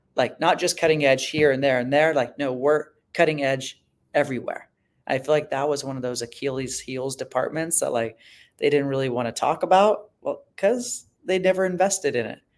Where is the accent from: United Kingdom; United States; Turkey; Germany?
United States; Ojai, California; also born or lived in Philadelphia; I'm from Los Angeles, suburb of L A, called Ojai